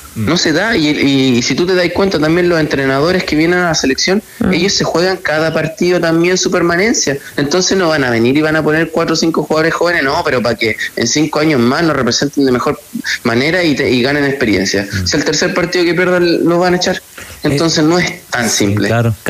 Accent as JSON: {"language": "Spanish", "town": "La Serena", "region": "Coquimbo", "country": "Chile", "also_born_or_lived": "Santiago", "moved": "as an adult", "said": "yo soy de La Serena, yo me vine a Audax Italiano a los 18 años"}